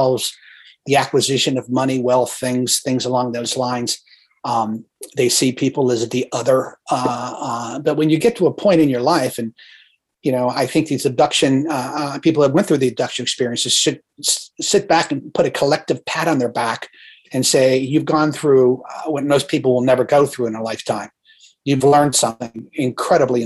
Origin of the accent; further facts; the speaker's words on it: northeastern Ohio, United States; I grew up in Ohio, in northeastern Ohio